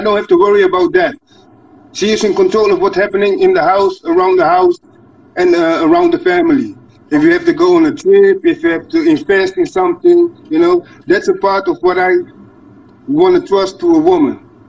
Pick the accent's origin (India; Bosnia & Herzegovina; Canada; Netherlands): Netherlands; English is a second language; I'm from Holland. I'm from Holland, the Netherlands, Europe.